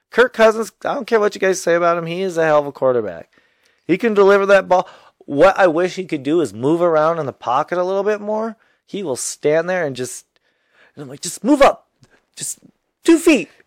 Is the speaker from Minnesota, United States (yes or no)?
yes; Minnesota, United States; we grew up in Minnesota as a Viking fan.